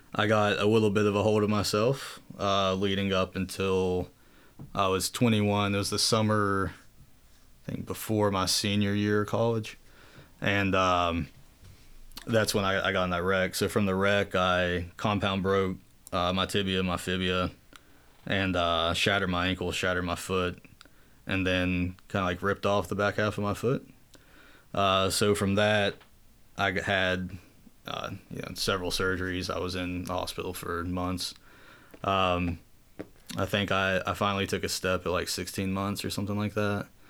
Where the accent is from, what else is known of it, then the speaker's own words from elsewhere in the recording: Southern West Virginia, United States; moved away as an adult; also born or lived in Maryland / West Palm Beach, Florida; up to Southern West Virginia when I was two or three, you know, too young to remember. And that's where I, I was raised, uh, until I went to college.